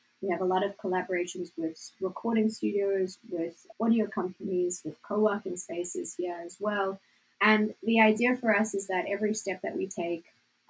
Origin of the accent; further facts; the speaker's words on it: South Africa; accent: South African; My accent's ever changing, thanks to Jill. But I used to have more of a South African accent. Now it just sounds more and more American because I spent all my time there.